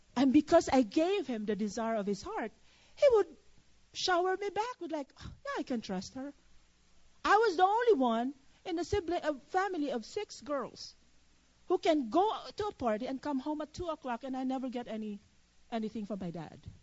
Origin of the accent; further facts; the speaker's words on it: Philippines; now in United States; I'm a Filipino citizen